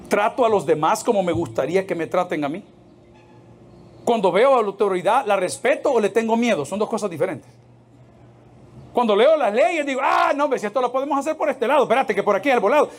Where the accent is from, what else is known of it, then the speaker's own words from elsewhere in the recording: El Salvador; ¿cuántos somos salvadoreños aquí?